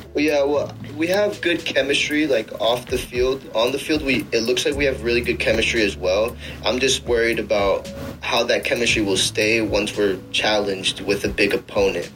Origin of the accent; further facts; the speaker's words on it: United States; I'm, I'm American